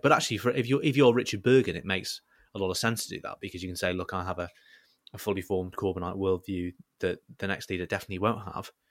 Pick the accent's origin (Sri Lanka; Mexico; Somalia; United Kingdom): United Kingdom; Southport, North West England; growing up in South Port